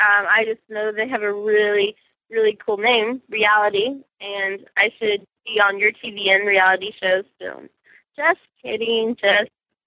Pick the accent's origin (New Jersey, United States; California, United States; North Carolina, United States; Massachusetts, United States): California, United States; I'm from California, so I do not know where that is.